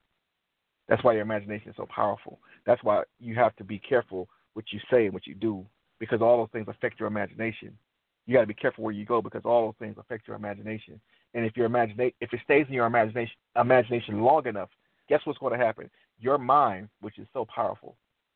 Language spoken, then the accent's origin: English; Detroit, Michigan, United States; I'm from Detroit, I love the automotive industry